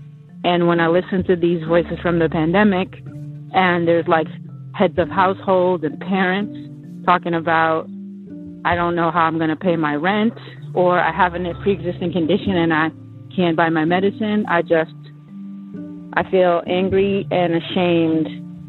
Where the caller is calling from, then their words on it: Philadelphia, Pennsylvania, United States; I'm calling from Philadelphia.